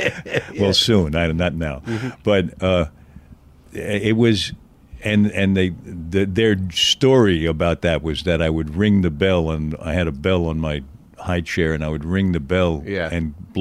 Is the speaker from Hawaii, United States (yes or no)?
no; Manhattan, New York, United States; born there; I was born in Manhattan on 33rd Street and 3rd Avenue.